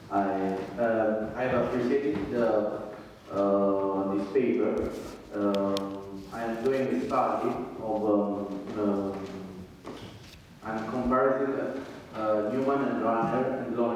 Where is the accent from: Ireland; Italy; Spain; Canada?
Italy; Naples, Campania; English is a second language; Yes, I'm from Naples.